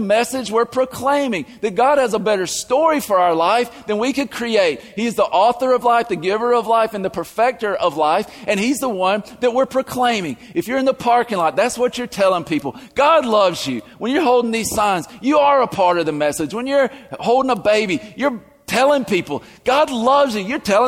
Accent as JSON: {"language": "English", "region": "the South", "country": "United States", "accent": "southern", "said": "my southern accent."}